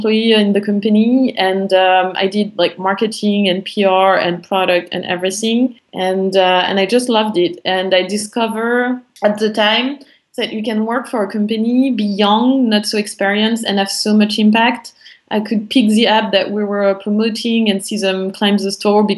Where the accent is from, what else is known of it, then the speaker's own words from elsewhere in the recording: France; accent: French; English is a second language; also born or lived in Paris; I'm French. I think you can all hear it from my accent. I grew up in a small town near the German border.